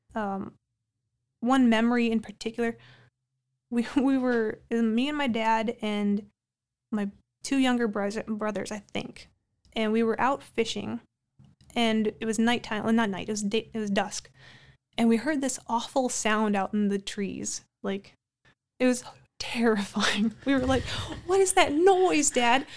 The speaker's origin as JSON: {"language": "English", "town": "Amidon", "region": "North Dakota", "country": "United States", "tie": "born or raised there", "moved": "yes", "lives_now": "Minot, United States", "said": "growing up in the Amadon Bowman area"}